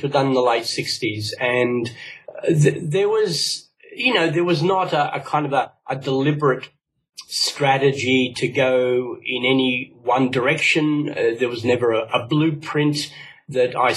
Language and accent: English; Australia; Both my parents are from Cyprus, and but I grew up in Australia